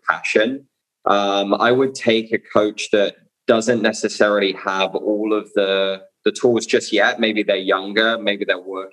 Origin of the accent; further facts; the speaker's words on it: Bournemouth, South West England, United Kingdom; I'm from Bournemouth in the UK.